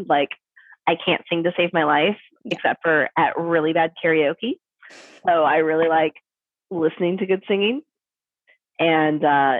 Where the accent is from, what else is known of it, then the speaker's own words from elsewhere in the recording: Portland, Oregon, United States; also born or lived in Virginia; I'm from here. Oh, okay. I'm from Portland. But I lived in Virginia for 7 years. I was in Virginia. Six years I was in Virginia